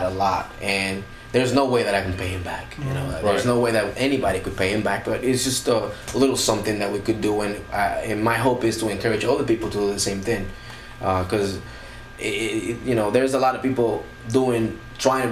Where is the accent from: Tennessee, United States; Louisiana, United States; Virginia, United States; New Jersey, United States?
New Jersey, United States; I'm from New Jersey